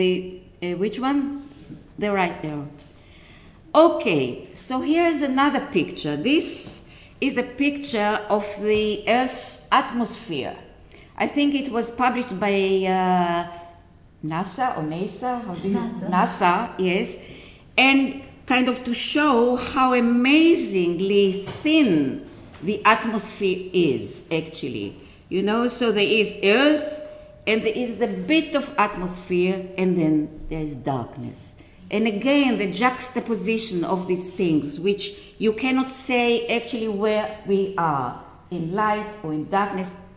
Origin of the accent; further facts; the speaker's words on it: Israel; I come from Israel. And it's a very, very disturbed place.